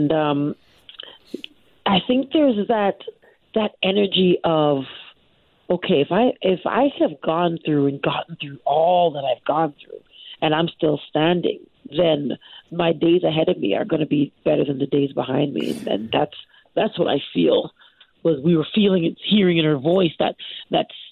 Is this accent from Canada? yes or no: yes; Canada; I'm Canadian. I'm a born and raised Canadian.